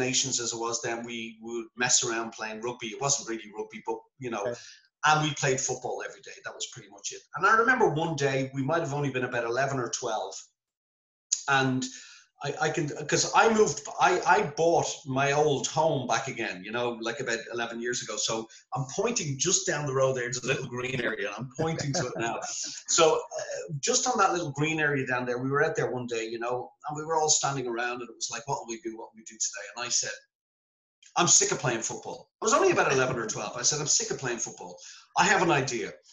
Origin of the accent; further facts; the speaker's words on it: Dublin, Leinster, Ireland; I'm from Temple Hogan